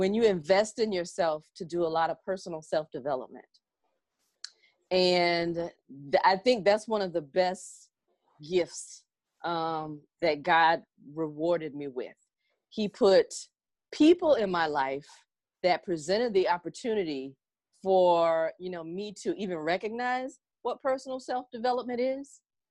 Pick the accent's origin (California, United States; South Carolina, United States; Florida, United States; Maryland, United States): South Carolina, United States; also born or lived in Washington, District of Columbia, United States; I'm from South Carolina